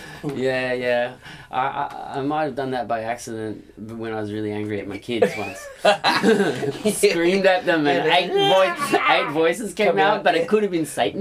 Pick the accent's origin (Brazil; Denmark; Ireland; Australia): Australia; Perth, Western Australia; No, I'm from Perth.